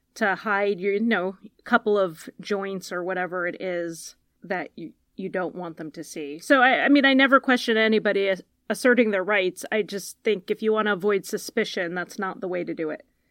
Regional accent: Connecticut, United States; I'm from Connecticut

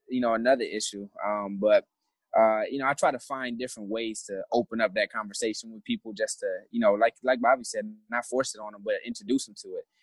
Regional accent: Flint, Michigan, United States; moved away as an adult; I'm from Flint originally, Flint, Michigan

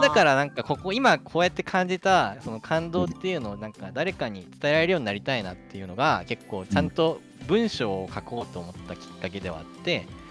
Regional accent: Musashino, Tokyo, Japan; moved away as an adult; now in Chiba, Japan; 武蔵野っていう土地のことを考える時間があったっていうのはなんか個人的にはすごくねいいことだったなっていう気持ちもやっぱ生まれ育った土地ですし

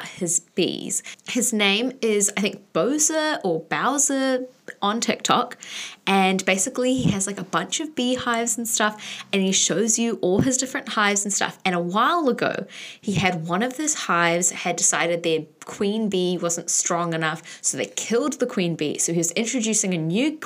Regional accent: New Zealand; a Kiwi Swiftie

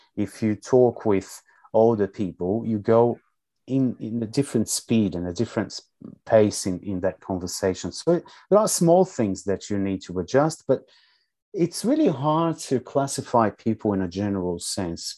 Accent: São Paulo, Brazil; English is a second language; moved away as an adult; now in Melbourne, Australia; You know that I'm Brazilian. I was mm. mm. born and raised in, in Sao Paulo, back in, in Brazil, my home country

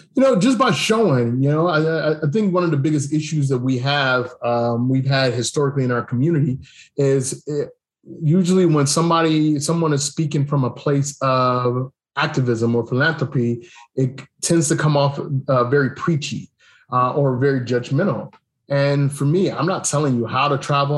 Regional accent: Cleveland, Ohio, United States; moved away as an adult; also born or lived in Germany / Japan / Korea; now in Thailand; I grew up in Cleveland

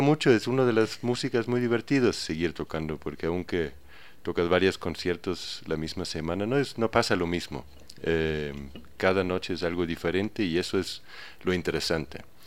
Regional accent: a small village near Aarhus, Central Denmark Region, Denmark; Spanish is a second language; moved away as an adult; now in Ecuador; En un pequeño pueblo que se llama Uruy, en Dinamarca, cerca de Aarhus

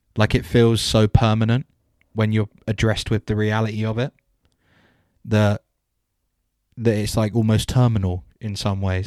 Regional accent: just outside Southwest London, United Kingdom; moved away as an adult; also born or lived in Southampton; I was raised just outside of Sou-, Southwest London

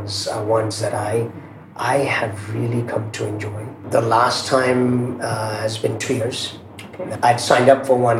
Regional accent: Mumbai, Maharashtra, India; also born or lived in Zambia / Silicon Valley; I was born in Mumbai, not far from here. And about less than a year later, my parents decided to move to a small country in Africa called Zambia.

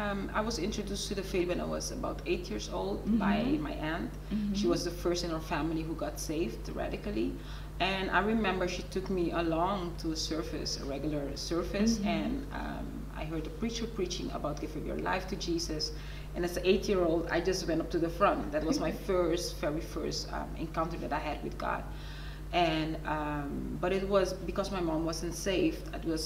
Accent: Bonaire, Caribbean Netherlands; moved away as an adult; also born or lived in Suriname; I'm originally from Suriname. {S0} Yes. {S1} But I also lived on the islands. Ah. I grew up on Bonaire.

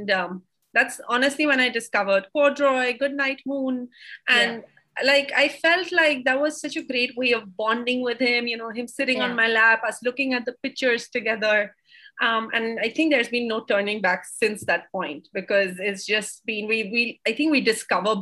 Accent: India; growing up in India, you get very used to people giving you advice

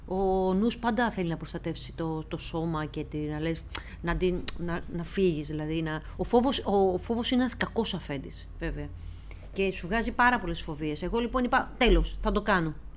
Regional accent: Greece; ως Ελληνίδα

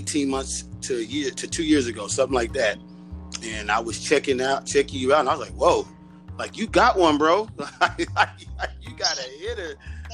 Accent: Shreveport, Louisiana, United States; I was born in Shreveport.

